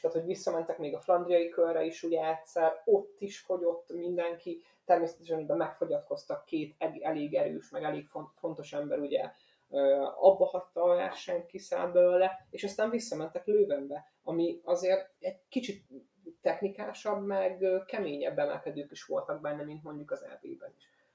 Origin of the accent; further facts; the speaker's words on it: Hungary; magyar kerékpár rajongóként